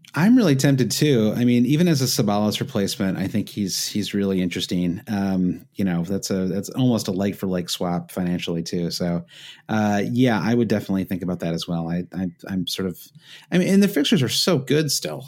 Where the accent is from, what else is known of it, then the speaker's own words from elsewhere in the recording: Midwest, United States; an expression I grew up with in the Midwest